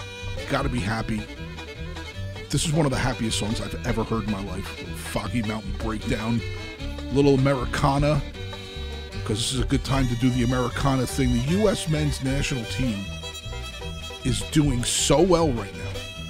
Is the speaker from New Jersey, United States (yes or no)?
yes; New Jersey, United States; I'm from New Jersey.